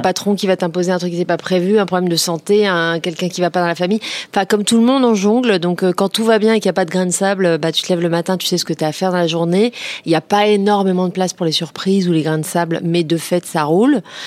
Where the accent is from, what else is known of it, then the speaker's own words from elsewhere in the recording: Créteil, Île-de-France, France; j'ai grandi à Créteil